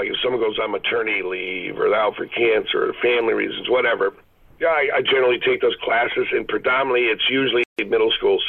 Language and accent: English; Michigan, United States; now in Huntington Beach, United States; I grew up with them in Michigan.